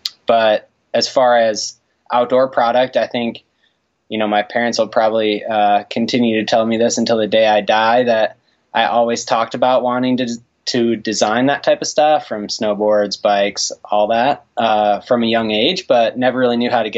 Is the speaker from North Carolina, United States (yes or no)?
no; Michigan, United States; moved away as an adult; Yeah, so I grew up in Michigan.